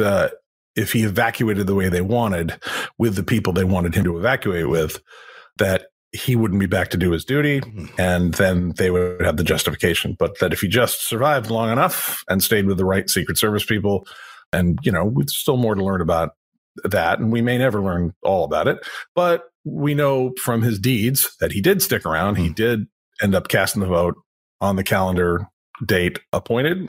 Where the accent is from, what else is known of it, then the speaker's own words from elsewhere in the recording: United States; I'm an American guy, but I've lived other places